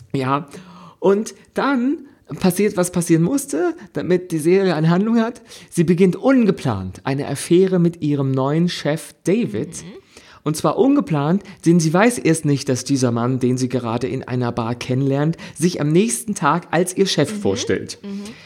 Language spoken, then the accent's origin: German; Germany; ich es da als Deutscher